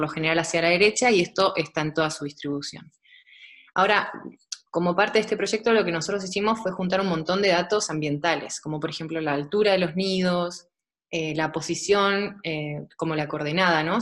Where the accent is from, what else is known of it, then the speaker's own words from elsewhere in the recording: Buenos Aires, Argentina; moved away as an adult; now in Germany; soy de Buenos Aires